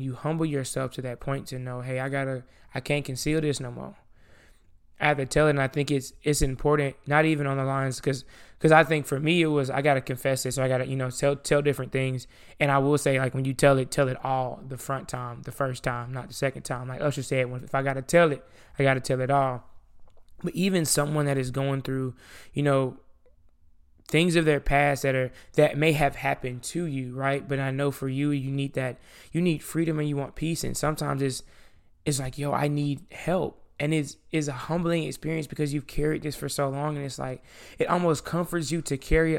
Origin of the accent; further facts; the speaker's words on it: the South, United States; I'm from the South